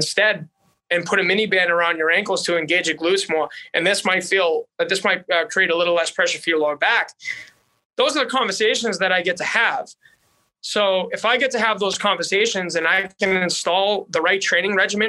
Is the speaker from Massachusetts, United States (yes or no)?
yes; Boston, Massachusetts, United States; accent: Boston; now in North Dakota, United States; having a Boston accent in North Dakota.